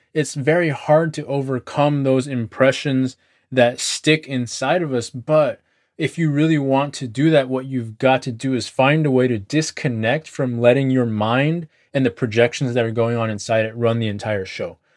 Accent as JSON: {"language": "English", "country": "United States", "said": "because I'm American"}